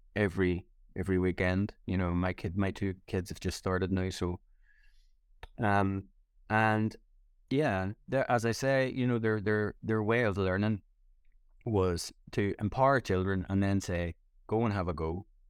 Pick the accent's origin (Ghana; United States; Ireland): Ireland; moved away; it was always a big deal for me coming back home. and doing gigs in Ireland